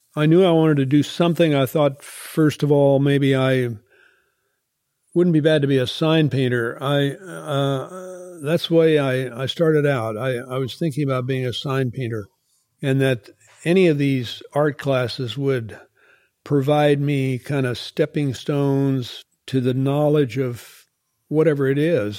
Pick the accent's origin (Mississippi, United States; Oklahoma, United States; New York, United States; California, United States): Oklahoma, United States; when I grew up there in Oklahoma